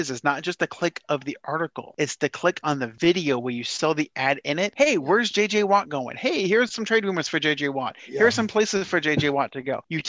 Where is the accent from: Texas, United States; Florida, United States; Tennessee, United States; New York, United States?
Florida, United States; Leesburg; Leesburg. Where's that? Oh, it's about an hour north of Orlando.